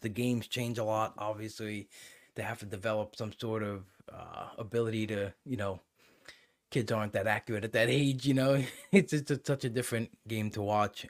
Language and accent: English; New York, United States; growing up in New York